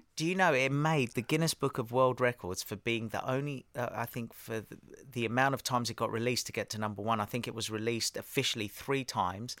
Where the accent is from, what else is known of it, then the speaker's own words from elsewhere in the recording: Australia; also born or lived in Harrow, England / Cyprus (parents); I was born in Harrow, yeah. Um, so mum and dad are from Cyprus, and, uh, they were in England. We were born there. They went for a holiday to Australia when I was five, around five or six, and then they said, "That's it, we're going."